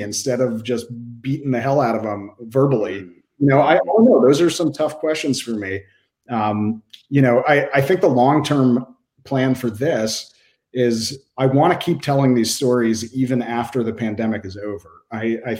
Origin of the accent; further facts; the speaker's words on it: Boston, Massachusetts, United States; also born or lived in Waltham, Massachusetts; the Boston Globe, my hometown newspaper